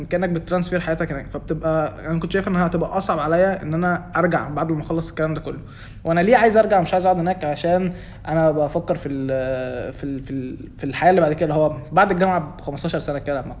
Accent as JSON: {"language": "Arabic", "country": "Egypt", "moved": "yes", "said": "انا مهاجر من مصر بس بلد عن بلد تفرق"}